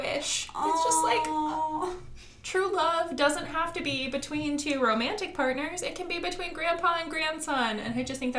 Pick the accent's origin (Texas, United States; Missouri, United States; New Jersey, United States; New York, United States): Missouri, United States; Kansas City; I am from Kansas City.